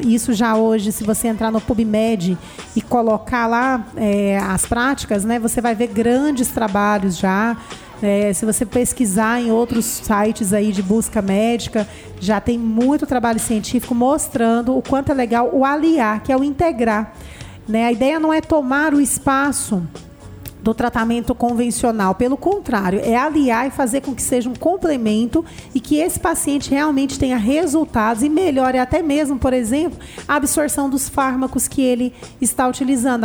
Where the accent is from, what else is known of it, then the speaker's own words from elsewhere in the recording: Anápolis, Goiás, Brazil; eu sou natural daqui de Anápolis